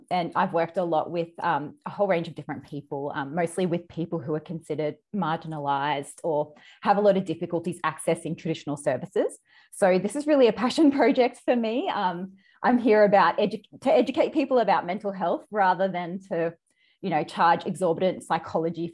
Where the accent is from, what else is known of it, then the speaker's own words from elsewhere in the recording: Australia; accent: Australian; all around Australia, which you can probably tell by my accent